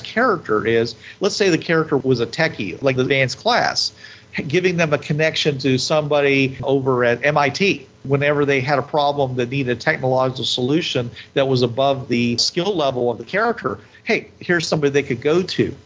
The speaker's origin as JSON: {"language": "English", "country": "United States", "said": "I'm an American"}